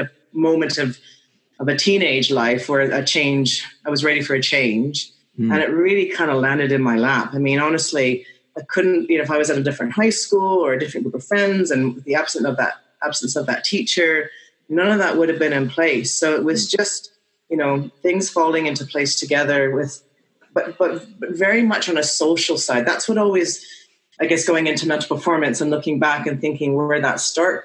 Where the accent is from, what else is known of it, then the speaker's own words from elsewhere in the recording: Vancouver, British Columbia, Canada; I grew up in Vancouver from the age of probably 1.5 by the time we got back there.